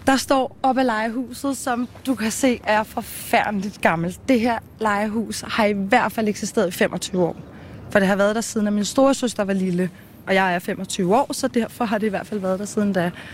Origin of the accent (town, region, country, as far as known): Copenhagen, Capital Region of Denmark, Denmark; born or raised there